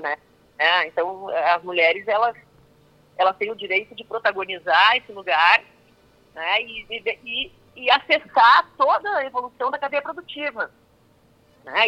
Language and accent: Portuguese; Passo Fundo, Rio Grande do Sul, Brazil; now in São Paulo, Brazil; eu sou gaúcha de Passo Fundo